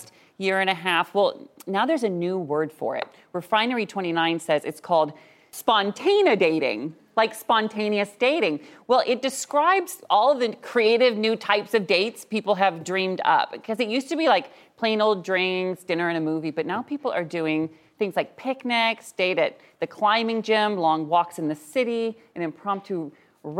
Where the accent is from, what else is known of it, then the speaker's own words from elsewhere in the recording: Washington, United States; my home state of Washington